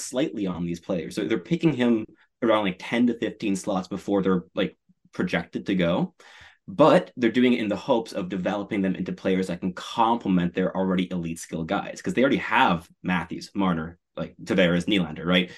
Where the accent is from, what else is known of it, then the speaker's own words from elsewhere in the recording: Montreal, Quebec, Canada; I grew up in Montreal